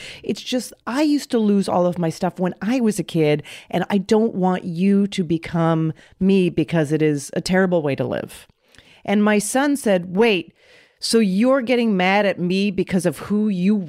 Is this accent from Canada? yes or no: yes; Canada; moved away; When I moved here, I thought it was mean. I thought I was so used to, mm-hmm. I grew up in Canada.